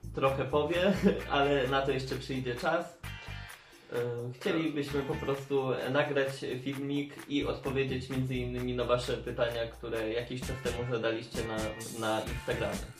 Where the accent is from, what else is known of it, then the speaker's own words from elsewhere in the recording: Tomaszów, Poland; moved away as an adult; now in Lublin, Poland; pochodzę ogólnie z Tomaszowa